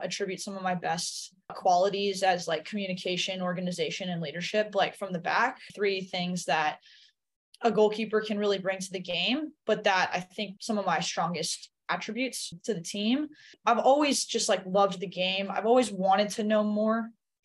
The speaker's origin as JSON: {"language": "English", "town": "Redondo Beach", "region": "California", "country": "United States", "tie": "born or raised there", "also_born_or_lived": "Aliso Viejo, California", "said": "I'm originally from Southern California. I grew up in Redondo Beach for my first 13 years"}